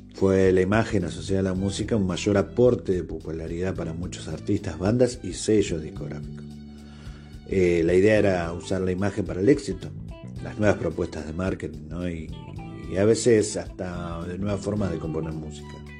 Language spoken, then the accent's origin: Spanish; Argentina; yo soy de Argentina